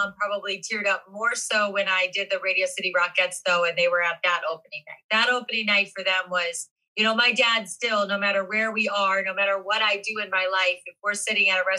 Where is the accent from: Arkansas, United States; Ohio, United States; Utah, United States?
Ohio, United States; moved away; because I'm from Ohio